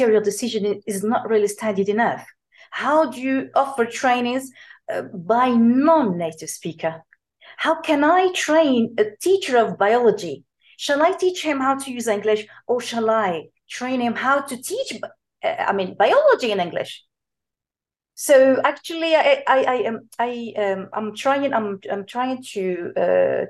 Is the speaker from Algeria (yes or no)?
yes; Algeria; Algerian tertiary lecturers, including me